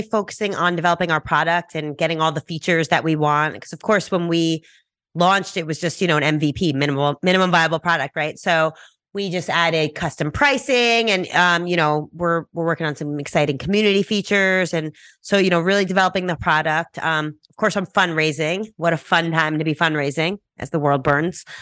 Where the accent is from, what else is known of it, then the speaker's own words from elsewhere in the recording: New York, United States; I'm from New York, you know, I'm very blunt, straightforward, fast-talking New Yorker.